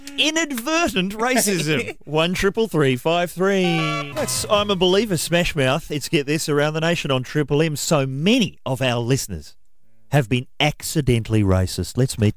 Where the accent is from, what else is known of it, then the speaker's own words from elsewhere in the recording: New Zealand; when you're from New Zealand, there's all sorts of racism because, of course, we are the forgotten wogs, the New Zealanders.